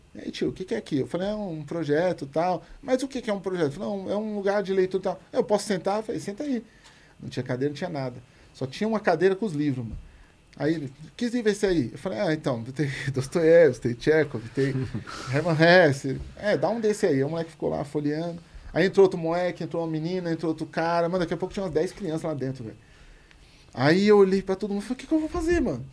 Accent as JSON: {"language": "Portuguese", "region": "São Paulo", "country": "Brazil", "tie": "born or raised there", "said": "Eu falei, no Jardim Comercial ali"}